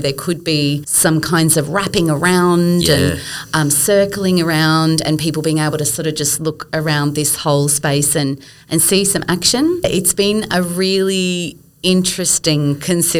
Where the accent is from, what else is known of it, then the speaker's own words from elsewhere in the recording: Brisbane, Queensland, Australia; moved away; I grew up in Brisbane and I know her from my days in Brisbane.